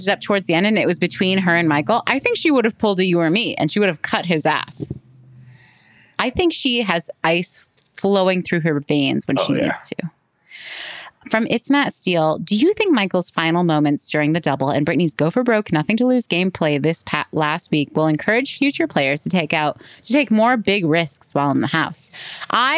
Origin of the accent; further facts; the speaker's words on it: Canada; We're Canadian